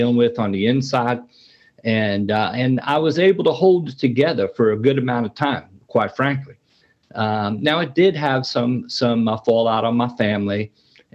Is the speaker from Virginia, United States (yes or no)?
no; New York City, New York, United States; I grew up in New York City in the Bronx, fairly tough neighborhood